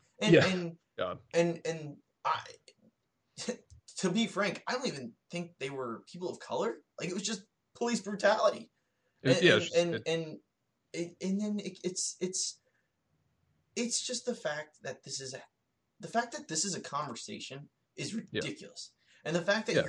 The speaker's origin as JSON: {"language": "English", "country": "United States", "said": "fellow Americans"}